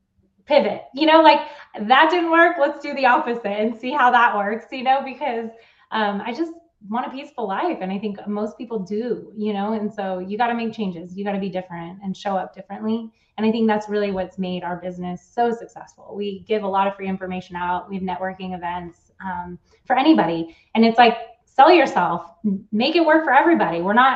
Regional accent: Switzerland; I came from Switzerland. We had a totally different mentality and thought process.

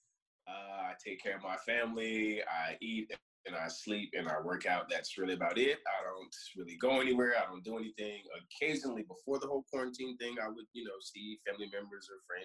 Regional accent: Champaign, Illinois, United States; also born or lived in Rantoul, Illinois; I am born in Champaign, Illinois

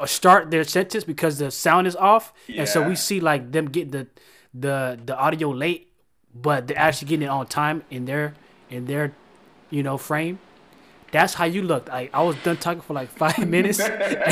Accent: Florida, United States; I'm from Florida. It's hot

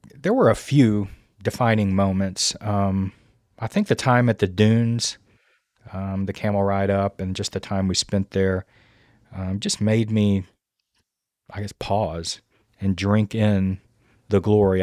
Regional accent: Louisiana, United States; moved away as an adult; now in Virginia, United States; I'm originally from Louisiana

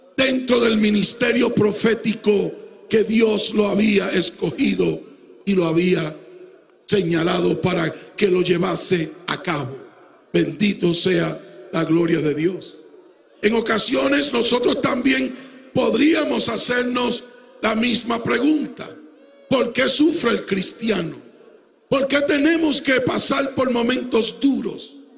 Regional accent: Puerto Rico; moved away

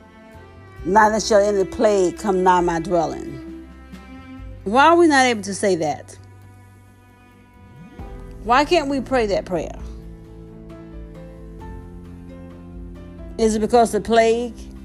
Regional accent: the South, United States; when I was growing up in the South

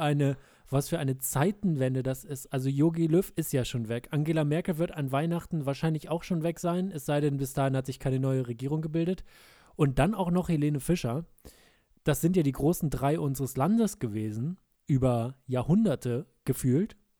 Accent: rural Lower Saxony, Germany; moved away; in meiner alten Heimat im niedersächsischen äh, ländlichen Bereich von Niedersachsen

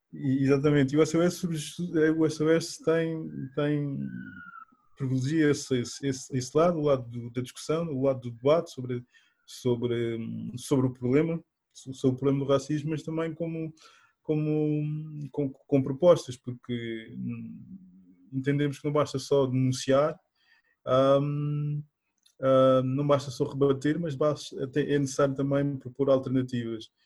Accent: Portugal; also born or lived in Guinea-Bissau; sou natural da Guiné-Bissau, um, mas vivo, vivo cá em Portugal desde desde a minha infância, desde os meus oito anos

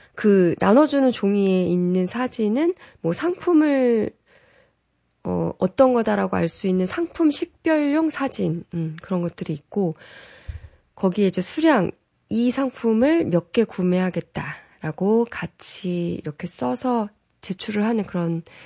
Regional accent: South Korea

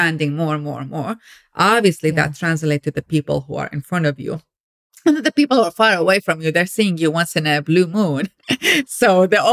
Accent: Iraq; moved away as an adult; now in United States; I grew up in Iraq. I came to America when I was 19 years

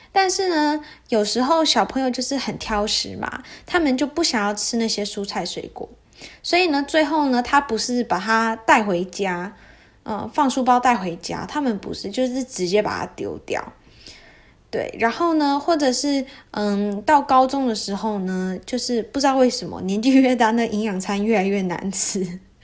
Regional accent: United States; first language Mandarin Chinese; also born or lived in Taiwan; 我到四五岁的时候呢，才来到美国嘛

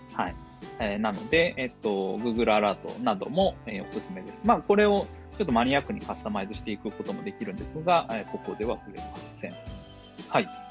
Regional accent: Tokyo, Japan; moved away as an adult; also born or lived in Oita / Oda, Shimane; now in Shimane, Japan; 1985年、大分生まれ東京育ち

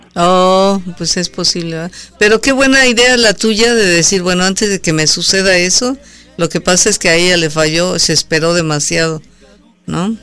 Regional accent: Mexico; yo soy mexicana

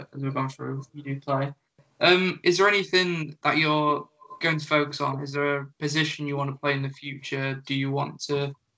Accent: United Kingdom; as British, as UK baseball fans

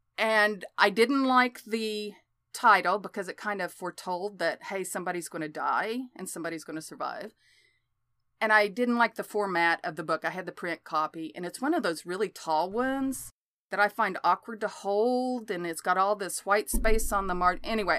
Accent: Oklahoma, United States; born or raised there

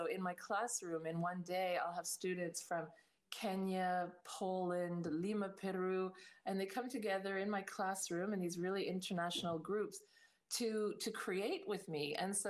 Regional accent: Canada; also born or lived in Northern Ireland; Well, I was born in Northern Ireland in the late 60s. And then suddenly my family around the age of 8 decided to emigrate to Canada. So we went off to Canada

